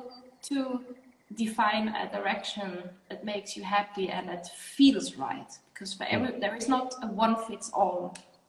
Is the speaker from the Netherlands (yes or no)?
yes; Netherlands; I'm originally from the Netherlands